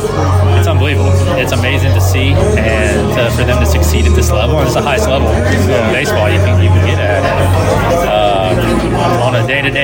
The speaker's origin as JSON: {"language": "English", "town": "Baton Rouge", "region": "Louisiana", "country": "United States", "said": "Yeah, I'm from Baton Rouge in Louisiana."}